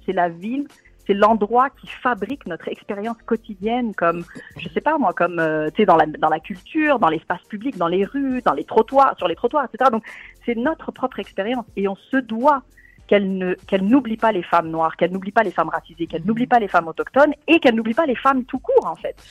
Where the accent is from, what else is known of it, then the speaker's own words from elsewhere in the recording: Tunisia; moved away; mon pays d'origine, la Tunisie